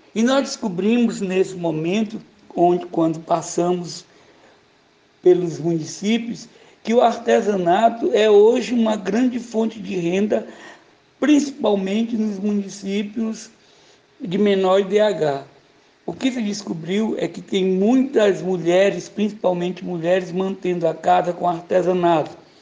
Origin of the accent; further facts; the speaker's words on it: Madre Deus, Maranhão, Brazil; nasci ali na Madre Deus, próximo à fábrica da Cânimo